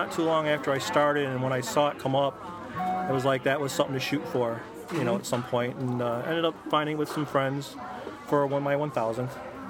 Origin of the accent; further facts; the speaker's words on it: Blue Island, Illinois, United States; I'm from the south side.